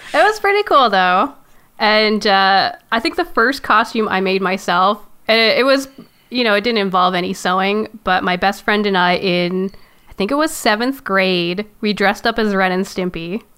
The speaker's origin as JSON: {"language": "English", "country": "Canada", "said": "I am Canadian, so we had to take French"}